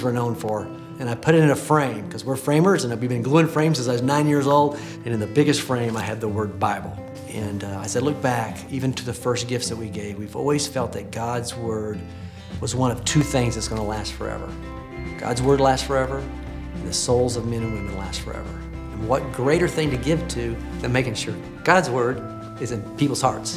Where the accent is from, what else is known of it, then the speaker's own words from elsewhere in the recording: Oklahoma City, Oklahoma, United States; my hometown right here in Oklahoma City